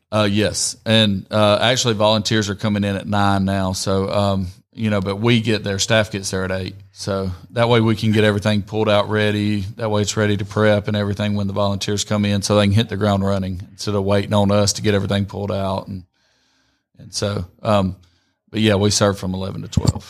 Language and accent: English; Rome, Georgia, United States; also born or lived in Columbus, Georgia; I grew up in Rome